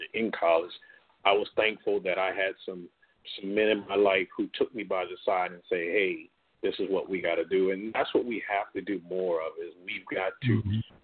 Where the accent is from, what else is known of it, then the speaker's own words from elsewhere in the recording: Stratford, South Carolina, United States; I was from Stratford.